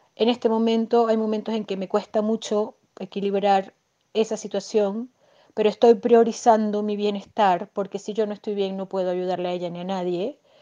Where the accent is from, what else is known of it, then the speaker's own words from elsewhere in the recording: Venezuela; moved away as an adult; now in Chile; venezolana viviendo en Chile. Migré hace cuatro años